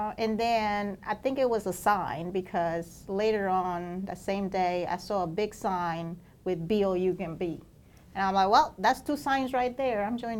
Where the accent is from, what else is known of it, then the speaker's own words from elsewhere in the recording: Mexico; moved away; I was born and raised in Mexico